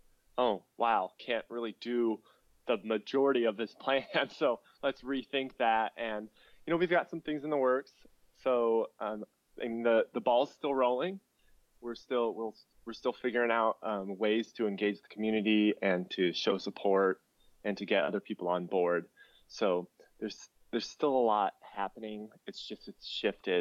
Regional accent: Pierce, Nebraska, United States; moved away; growing up in Pierce was it was rather difficult

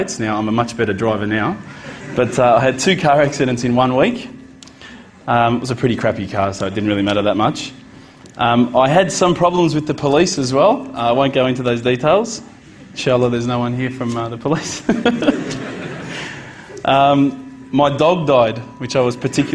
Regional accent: Australia; as an Australian, as an Aussie

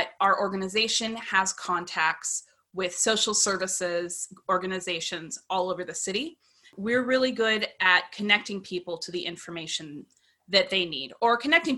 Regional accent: outside of Seattle, Washington, United States; now in Seattle, United States; I was born and raised outside of Seattle and ended up moving right back to my hometown

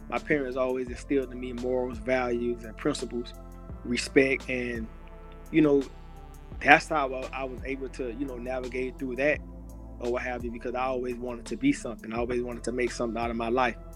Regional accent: Miami, Florida, United States; I'm from Miami, Florida. Uh, grew up in a neighborhood called Brown Sub. Also lived in another neighborhood called Overtown.

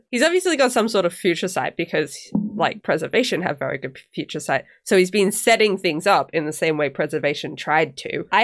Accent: Australia; accent: Australian; well, see, someone said ages and ages ago that I'm losing my Australian accent

